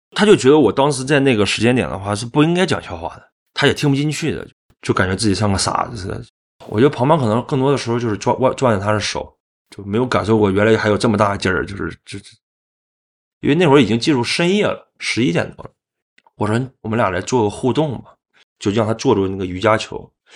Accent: Liaoning, China; now in Hangzhou, China; 我是辽宁人，我是一个摄影师

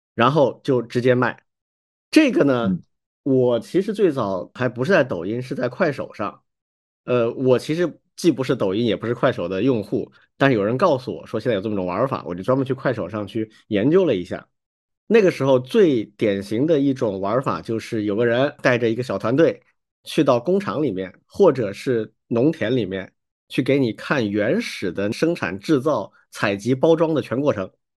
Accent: China; 我们中国人不太会这样去思考问题

